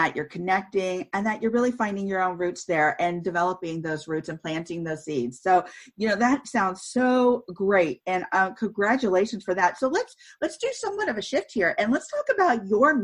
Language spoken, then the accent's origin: English; California, United States; now in Northern Virginia, United States; I'm originally from California